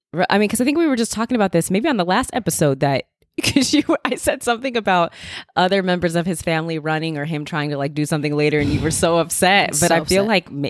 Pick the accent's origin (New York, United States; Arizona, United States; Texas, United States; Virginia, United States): Arizona, United States; You know, growing up in Arizona and then being here and stuff like that. It was always warm in spring.